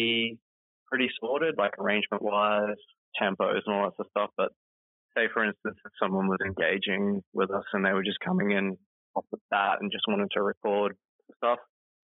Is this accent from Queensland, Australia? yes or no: yes; Innisfail, Queensland, Australia; my hometown, which is in Innisfail, part of Queensland